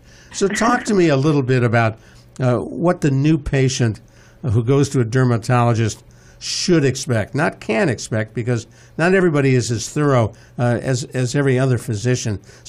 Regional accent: Cleveland, Ohio, United States; As a kid growing up in Cleveland, Ohio

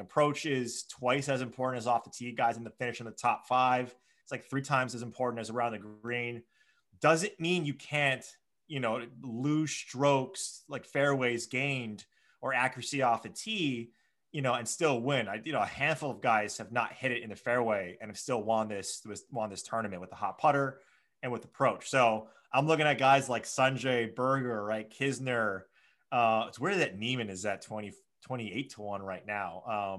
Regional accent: Hawaii, United States; Born and raised in Hawaii

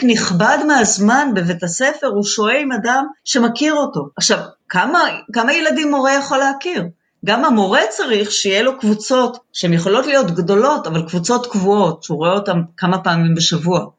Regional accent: Israel; החינוך הקיבוצי, שגם אני גדלתי בו

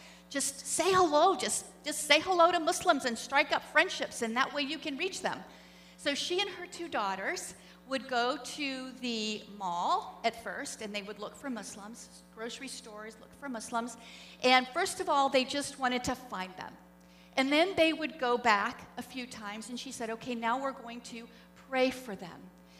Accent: Springfield, Missouri, United States; also born or lived in Islamabad, Pakistan; my hometown, Springfield, Missouri.

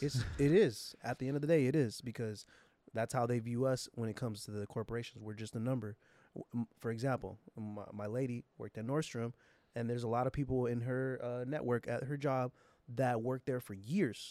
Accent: San Jose, California, United States; San Jose, my hometown

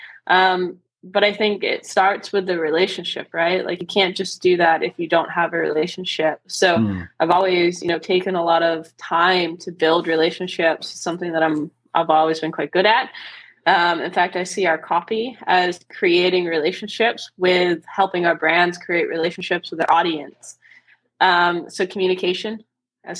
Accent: United States; I'm obviously American

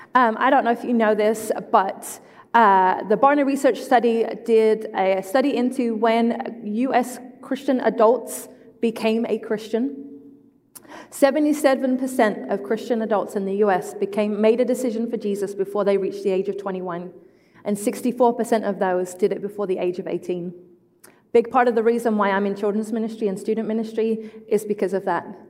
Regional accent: England, United Kingdom; moved away; I am English, I am not Australian

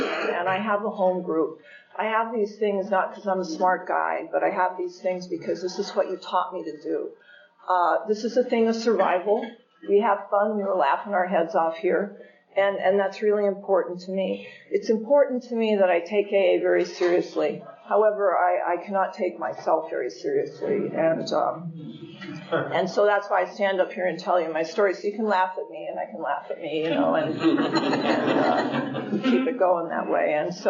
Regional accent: California, United States; I am from California.

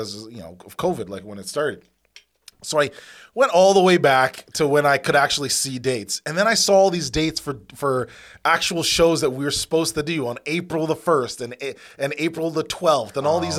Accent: Richmond Hill, Ontario, Canada; also born or lived in London; I grew up actually like north, like in Richmond Hill.

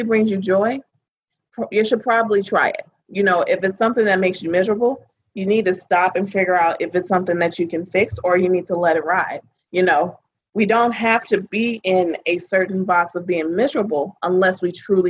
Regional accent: Chicago, Illinois, United States; moved away; I'm originally from Chicago, Illinois.

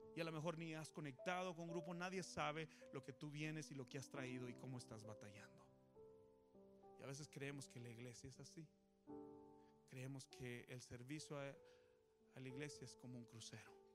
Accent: Mexico; now in United States

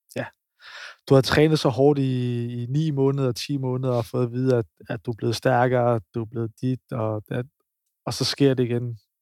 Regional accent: Copenhagen, Capital Region of Denmark, Denmark; now in Odense, Denmark; jeg er fra København

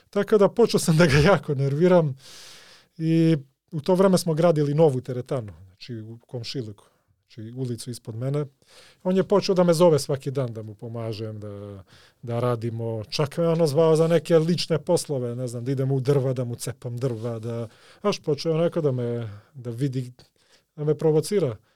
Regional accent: Skopje, North Macedonia; born there; Croatian is a second language; I ja se setim, ja sam makedonac, rođen sam ovde u Skoplju.

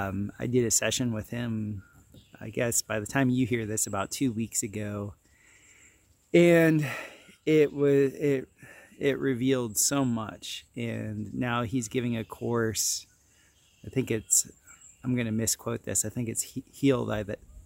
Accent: Florida, United States; And growing up in South Florida, even though he's from the Northeast, we had many of the similar cultural upbringing.

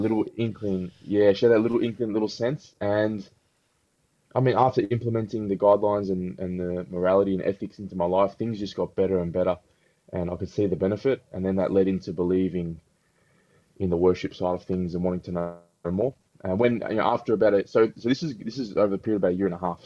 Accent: Melbourne, Victoria, Australia; growing up in Melbourne, which is very diverse

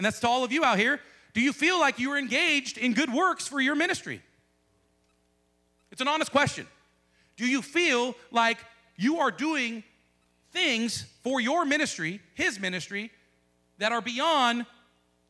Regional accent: United States; as American Christians

